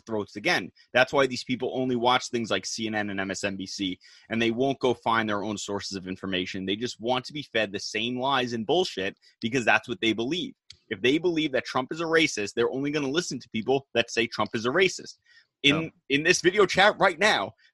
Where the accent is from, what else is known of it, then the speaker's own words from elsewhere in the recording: United States; as an American